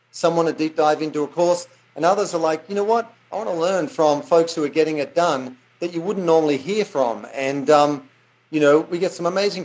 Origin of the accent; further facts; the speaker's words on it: Australia; accent: Aussie; moved away; I grew up in Australia